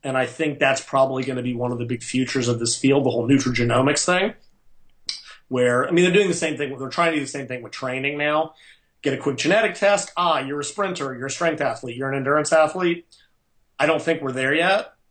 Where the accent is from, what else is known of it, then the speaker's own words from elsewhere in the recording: United States; I'm American